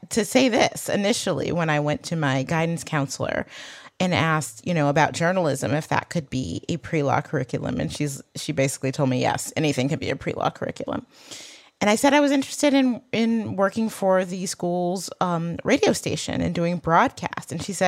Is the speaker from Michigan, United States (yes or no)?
yes; Michigan, United States; accent: Michigan; I also got rid of my Michigan accent.